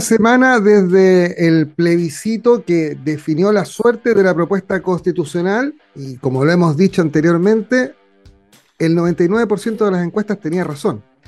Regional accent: Chile; ser chilenos

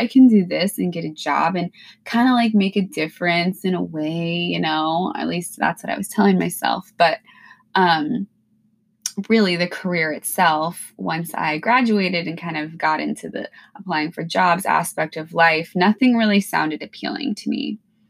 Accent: Pacific Northwest, United States; You know, I'm from the Pacific Northwest. It's mild here. Yeah, it rains, but like it's mild weather. We don't get a ton of snow.

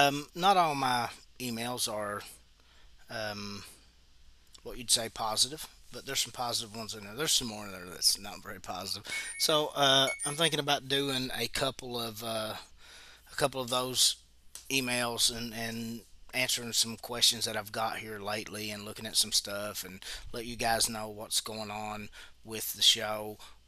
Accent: Tennessee, United States; now in Boston, United States; I am from Tennessee, and I currently live in Boston.

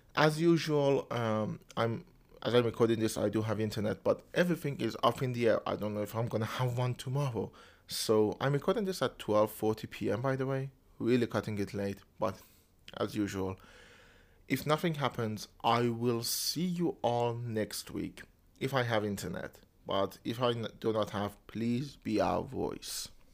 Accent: Isfahan, Iran; moved away; also born or lived in Tehran; I was born in Isfahan, which is kind of a, a rich city which has a lot of amenities, and then I came to Tehran

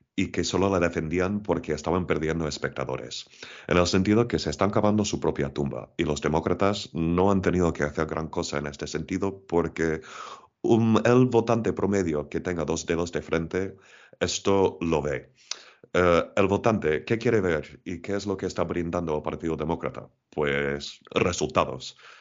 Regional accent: Portland, Oregon, United States; moved away as an adult; also born or lived in Spain; now in Madrid, Spain; Yo nací en los Estados Unidos, en la costa oeste, concretamente en, la ciudad de Portland, pero ya llevo casi 20 años en España

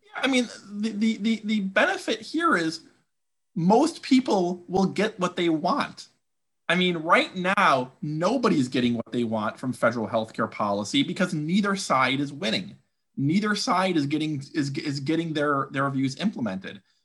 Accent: Wisconsin, United States; my home state of Wisconsin

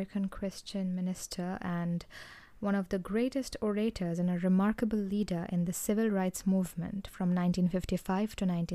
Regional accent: India; I am from India, and I have seen and grown up among people who nurture such negativity in their minds

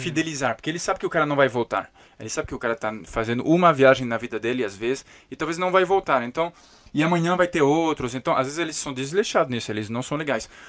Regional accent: Paris, Île-de-France, France; Portuguese is a second language; now in Brazil; eu sou de Paris

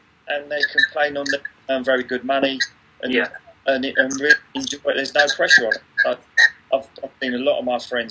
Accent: Letchworth, East of England, United Kingdom; moved away; I'm from Letchworth

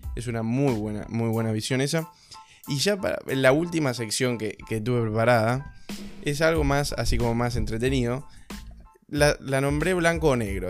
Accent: Argentina; Siendo de Argentina

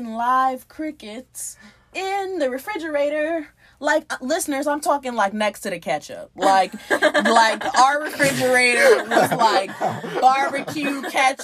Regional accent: Miami, Florida, United States; I'm from Miami-Dade

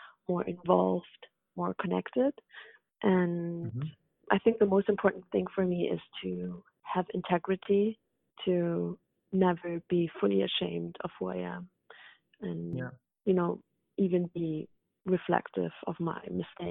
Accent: Hamburg, Germany; also born or lived in Afghanistan / London; now in Berlin, Germany; in Hamburg, in my hometown where I grew up.

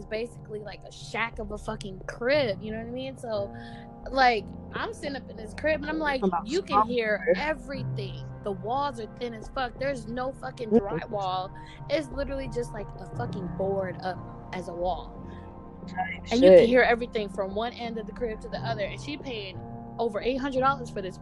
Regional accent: California, United States; now in Illinois, United States; I grew up in California

